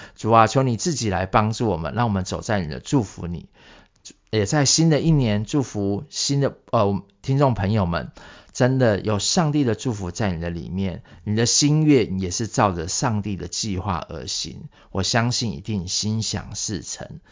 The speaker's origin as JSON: {"language": "Chinese", "country": "Taiwan", "said": "我们台湾人"}